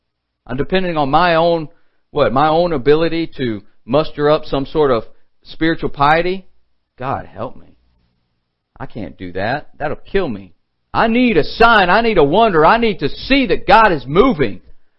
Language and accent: English; LaGrange, Georgia, United States; I remember the fried chicken growing up in LaGrange, Georgia, Troup County.